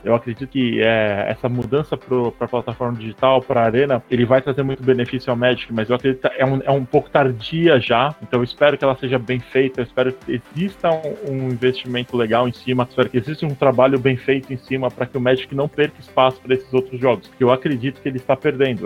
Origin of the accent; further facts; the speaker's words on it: São Paulo, Brazil; also born or lived in Rio de Janeiro; Eu nasci no Rio de Janeiro, mas fui criado em São Paulo. É, vim com dois anos para cá, para São Paulo.